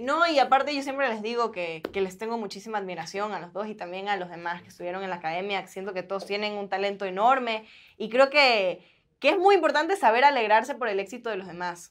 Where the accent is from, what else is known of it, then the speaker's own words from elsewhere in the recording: Guayaquil, Guayas, Ecuador; accent: guayaco; moved away; yo soy guayaca, entonces sí tengo el acento guayaco bien marcado